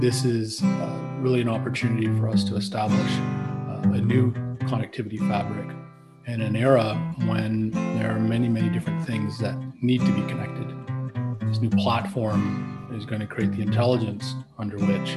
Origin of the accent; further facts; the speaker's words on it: Canada; being a Canadian